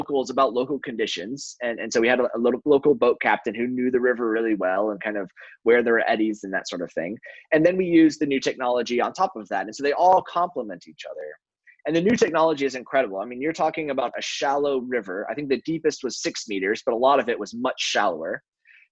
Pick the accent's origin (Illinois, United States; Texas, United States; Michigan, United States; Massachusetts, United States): Illinois, United States; Chicago; I'm from Chicago